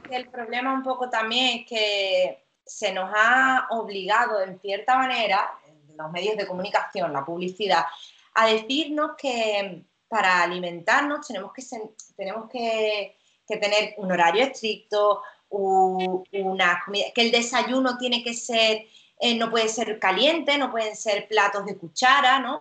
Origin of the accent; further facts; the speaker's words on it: Cádiz, Andalusia, Spain; also born or lived in Italy; siempre te hablo de Cádiz porque yo soy de Cádiz